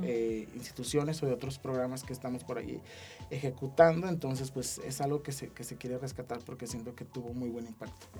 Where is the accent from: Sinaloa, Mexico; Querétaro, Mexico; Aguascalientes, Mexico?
Aguascalientes, Mexico; San José de Gracia; me vine desde San José